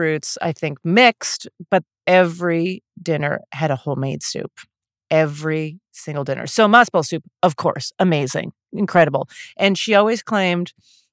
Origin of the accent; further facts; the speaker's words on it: Calgary, Alberta, Canada; moved away as an adult; also born or lived in Montreal / Toronto; now in New York, United States; I was raised Jewish in Calgary, Alberta, or so I thought. Then I moved to New York